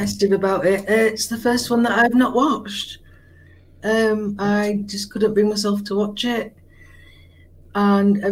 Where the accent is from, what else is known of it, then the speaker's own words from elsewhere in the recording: Yorkshire and the Humber, United Kingdom; a Yorkshire woman like myself